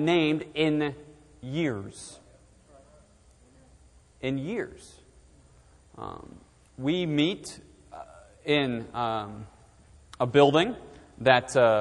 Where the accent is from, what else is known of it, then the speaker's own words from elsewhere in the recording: southern New Hampshire, United States; moved away as an adult; now in Shrewsbury, United States; I'm originally born and raised in southern New Hampshire, and I grew up about 45 minutes north of the city of Boston